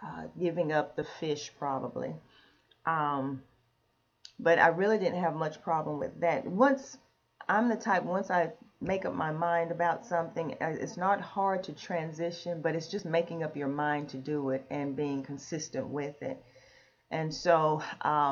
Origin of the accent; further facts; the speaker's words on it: Jamestown, North Carolina, United States; also born or lived in Greensboro, North Carolina; I'm originally from North Carolina, from Jamestown, North Carolina